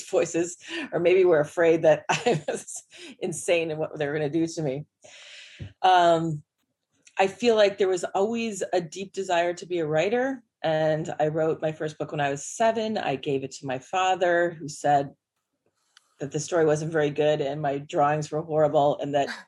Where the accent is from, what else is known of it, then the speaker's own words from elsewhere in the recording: Northern Illinois, United States; I grew up in the Northern Illinois on the Wisconsin border